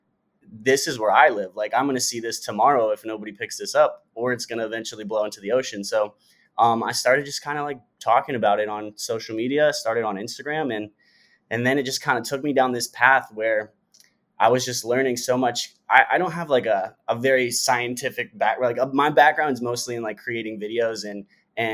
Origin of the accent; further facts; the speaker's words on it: St. Petersburg, Florida, United States; I grew up in St. Petersburg, Florida